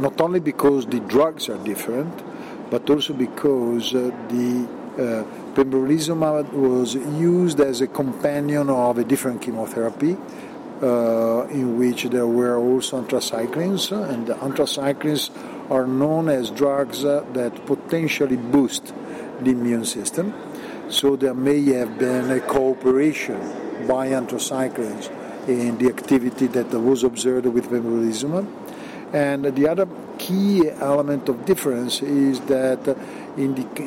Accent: Milan, Lombardy, Italy; I come from Milan

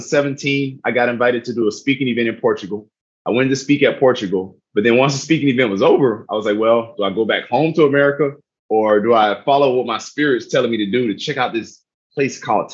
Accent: South Miami, Florida, United States; moved away; I'm originally from South Miami, Florida. Was born to a single mother, teenage mother, while my father was in prison.

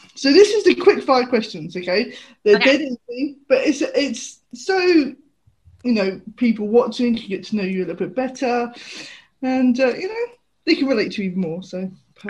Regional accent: United Kingdom; growing up in the UK

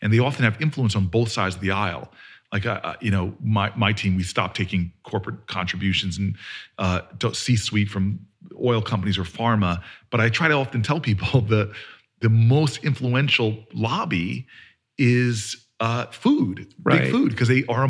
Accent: New Jersey, United States; I'm from Jersey, baby.

